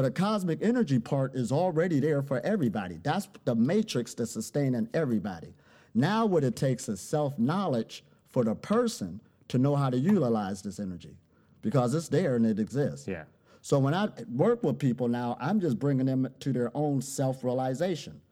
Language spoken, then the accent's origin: English; Ohio, United States; I'm originally from Ohio, USA.